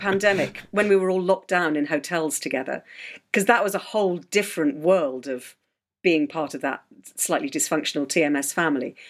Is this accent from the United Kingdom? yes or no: yes; Herefordshire, West Midlands, United Kingdom; also born or lived in South Shropshire / Ledbury; I grew up in Herefordshire.